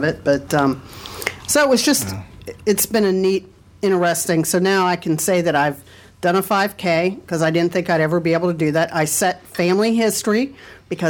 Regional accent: Florida, United States; I'm a Floridian

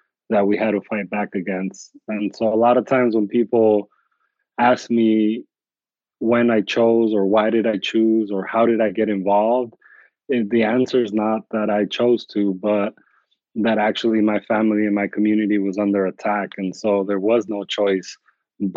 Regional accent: Arizona, United States; I grew up undocumented in Arizona

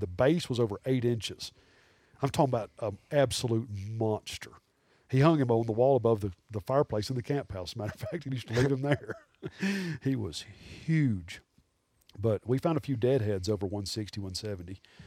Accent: Birmingham, Alabama, United States; growing up in Birmingham, as a avid deer hunter and fisherman

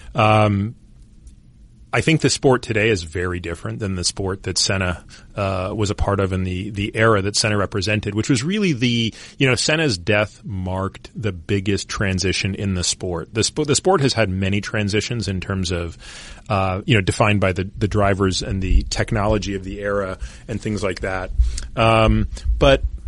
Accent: Toronto, Ontario, Canada; I grew up in Toronto

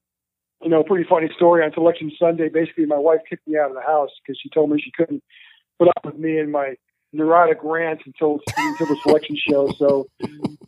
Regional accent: Long Island, New York, United States; I grew up on Long Island.

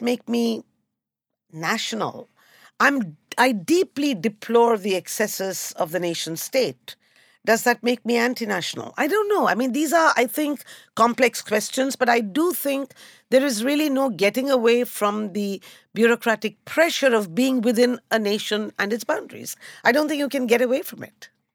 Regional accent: Kolkata, West Bengal, India; moved away; also born or lived in Mumbai; I come from a Tamil speaking family that grew up in Calcutta. So we spoke Bangla at home

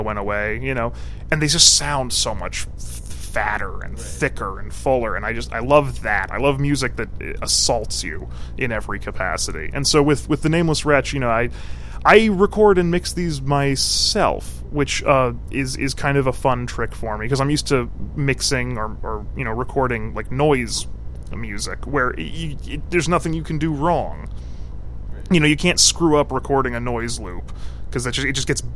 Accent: New Jersey, United States; I grew up in New Jersey

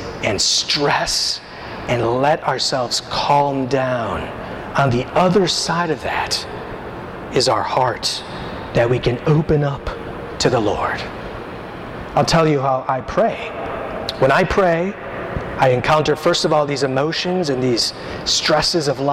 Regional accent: Minnesota, United States; moved away as an adult; now in New York, United States; I grew up in Minnesota

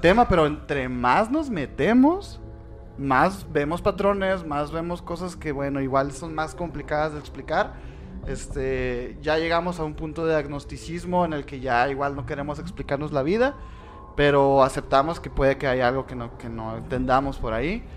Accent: Sonora, Mexico; somos de Sonora

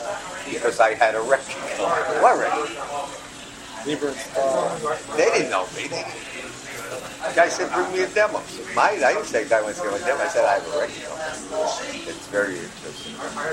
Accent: Carlow, Leinster, Ireland; I'm from Carlo, on the side of the road, South Coast, the Bay Road.

